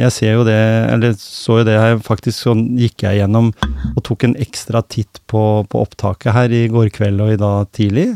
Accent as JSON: {"language": "Norwegian", "town": "Skien", "region": "Vestfold og Telemark", "country": "Norway", "said": "jeg kom fra Skien"}